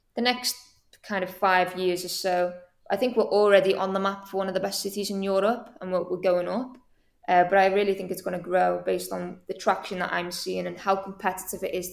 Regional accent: Liverpool, North West England, United Kingdom; now in Manchester, United Kingdom; I'm originally from Liverpool

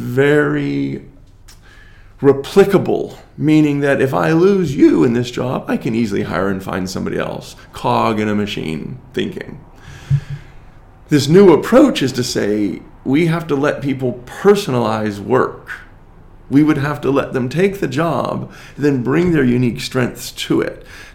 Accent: United States; as an American

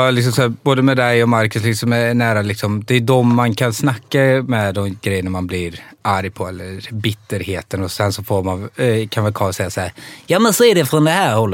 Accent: Serbia; jag är från Serbien, jag har sett arga människor.

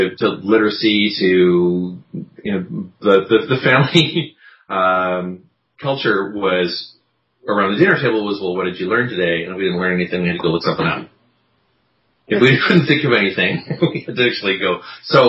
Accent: Vancouver, British Columbia, Canada; also born or lived in Victoria, British Columbia; Little university town in Victoria, and then growing up on the North Shore of Vancouver

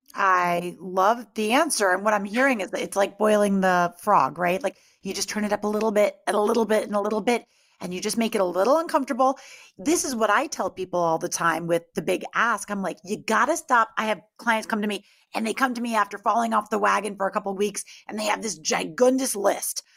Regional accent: Greenwich, Connecticut, United States; moved away; we're both from Greenwich, Connecticut, like, originally

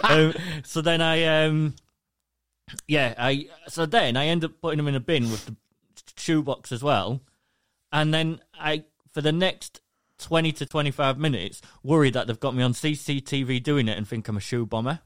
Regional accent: England, United Kingdom; I'm from England, the U K.

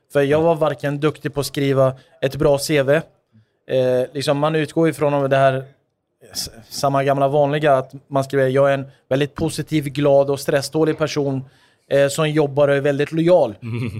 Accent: Stockholm, Stockholm County, Sweden; Jag är född och uppvuxen i Tensta

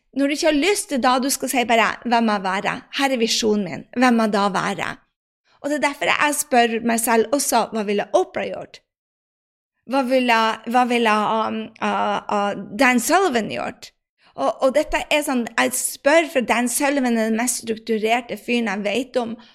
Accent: Northern Norway, Norway; jeg sier det med nordnorsk sjarm

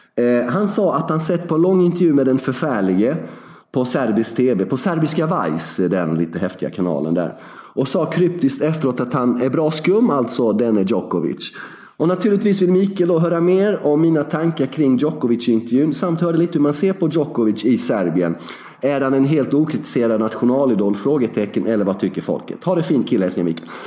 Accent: Värnamo, Jönköping County, Sweden; moved away; Två och en halv mil utanför Värnamo, där jag kommer ifrån

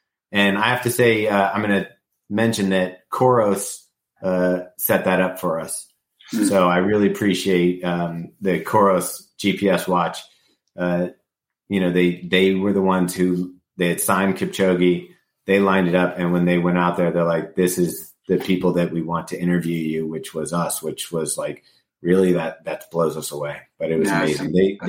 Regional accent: West Coast, United States; born there; I was born on the West Coast, yeah.

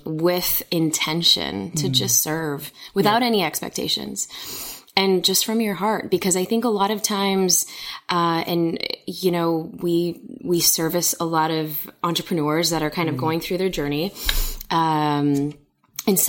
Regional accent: Chicago, Illinois, United States; So I was born and raised in Chicago.

